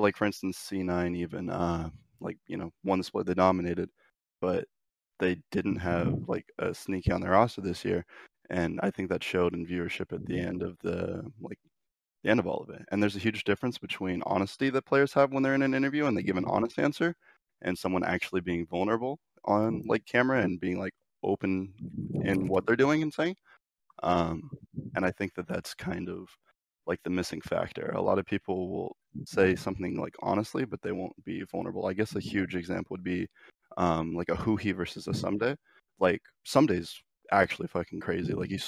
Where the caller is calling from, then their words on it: Monrovia, California, United States; I'm calling from Monrovia, California, though.